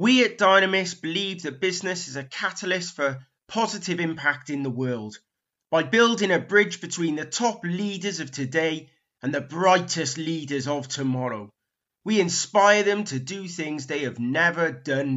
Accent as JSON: {"language": "English", "region": "Wales", "country": "United Kingdom", "said": "me being a Welsh boy"}